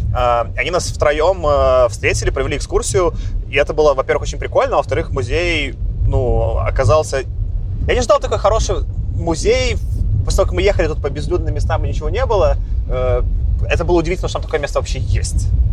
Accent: Belarus; now in Moscow, Russia; я в прошлом году ездил по Беларуси в путешествие большое, так, это, чтобы с родиной соприкоснуться

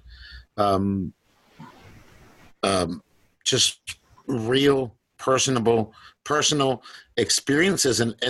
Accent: Eagle Pass, Texas, United States; also born or lived in Piedras Negras, Coahuila, Mexico; I'm from Eagle Pass, Texas, in Piedras Negras, Coahuila

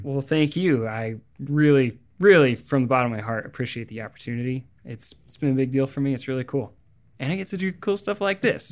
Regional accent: Springfield, Missouri, United States; moved away; also born or lived in Los Angeles; my hometown of Springfield, Missouri

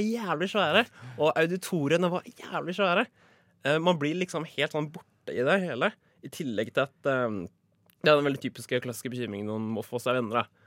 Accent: Drøbak, Akershus, Norway; moved away as an adult; also born or lived in Oslo; jeg er fra Drøbak.

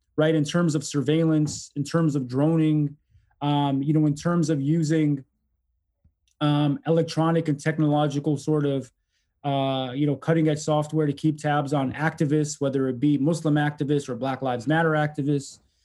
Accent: Detroit, Michigan, United States; also born or lived in Egypt; growing up in Detroit really politicized me

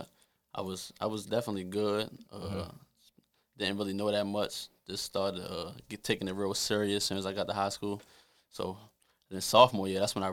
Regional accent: Baltimore, Maryland, United States; I'm from West Baltimore

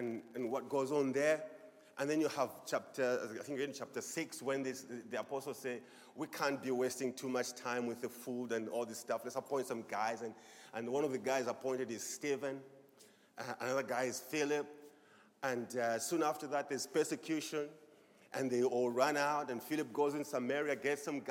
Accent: Zambia; moved away as an adult; also born or lived in Swaziland; I'm originally from Zambia.

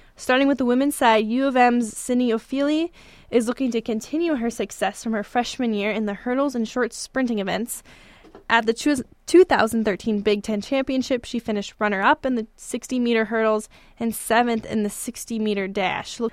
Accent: Fort Myers, Florida, United States; moved away as an adult; now in East Lansing, United States; I grew up in Fort Myers, Florida

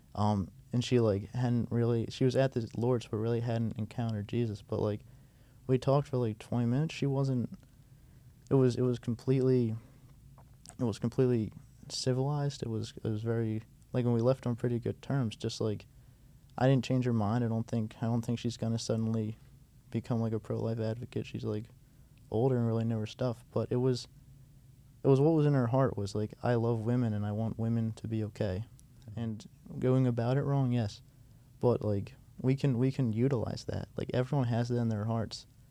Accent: United States; I was from America

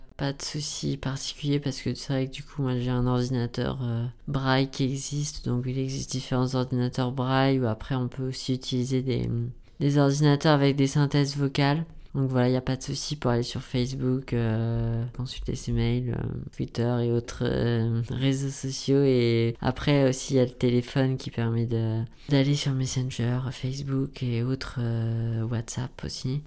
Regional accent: near Rouen, Normandy, France; moved away as an adult; now in Paris, France; je venais de Normandie, je suis près de Rouen, dans une ville où j'étais pas forcément très indépendant.

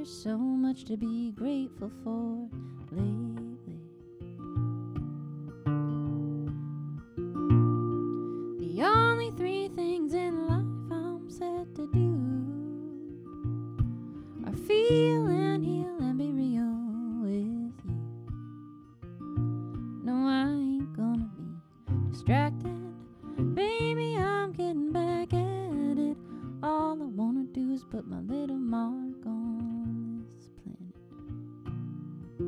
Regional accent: Northern Nevada, United States; moved away; the home I grew up in Northern Nevada

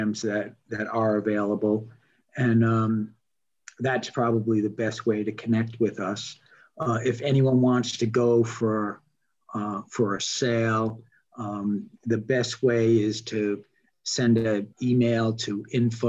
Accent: Newport, Rhode Island, United States; I grew up in Newport, Rhode Island

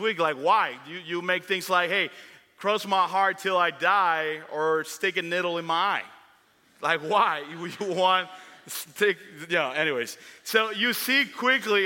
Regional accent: Dominican Republic; me growing up in the Dominican Republic

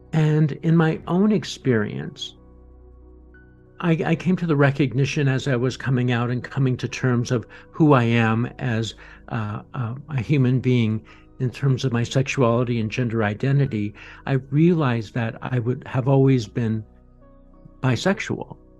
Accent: Boulder, Colorado, United States; I grew up in Boulder, Colorado.

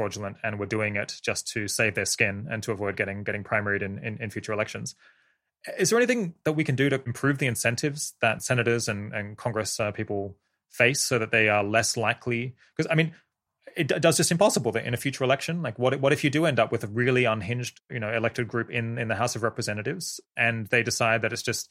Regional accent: Australia; now in United Kingdom; I come from Australia and now live in the UK

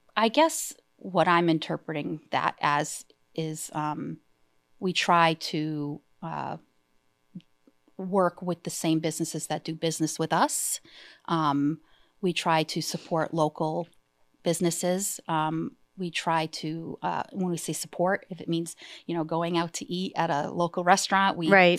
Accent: Easthampton, Massachusetts, United States; I I'm born and raised in East Hampton

